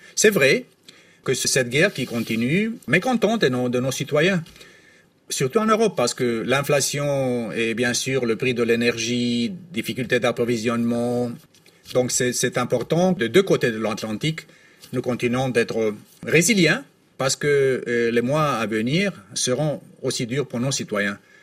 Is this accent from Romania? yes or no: yes; Romania; dans mon pays d'origine, euh, à Deveselou